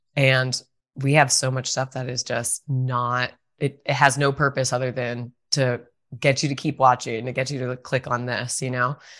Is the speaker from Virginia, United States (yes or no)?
yes; Virginia, United States; moved away; I'm from Virginia originally